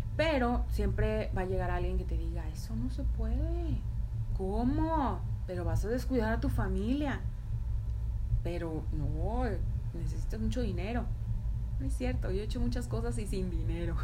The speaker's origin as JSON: {"language": "Spanish", "region": "Tamaulipas", "country": "Mexico", "also_born_or_lived": "Toluca, Mexico", "moved": "as an adult", "lives_now": "United States", "said": "yo soy de Tamaulipas y me fui a vivir a Toluca"}